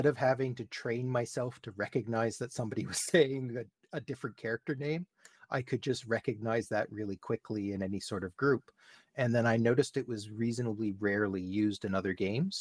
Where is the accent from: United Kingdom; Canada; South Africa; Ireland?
Canada; here in Canada, because I am Canadian